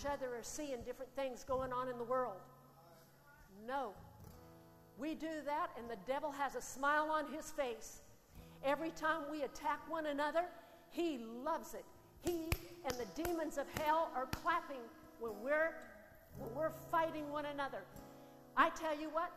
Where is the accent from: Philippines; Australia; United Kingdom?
Australia; as Aussie citizens